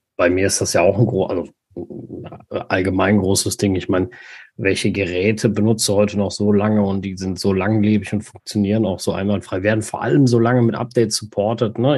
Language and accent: German; Germany; bei uns in Deutschland